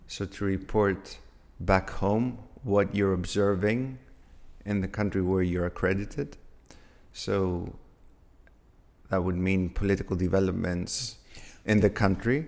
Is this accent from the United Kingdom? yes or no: no; Athens, Attica, Greece; moved away; I was born and raised in Athens